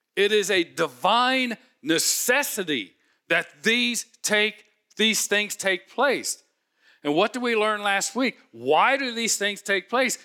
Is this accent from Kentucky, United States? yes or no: no; Cincinnati, Ohio, United States; I grew up in Cincinnati, Home of Skyline Chili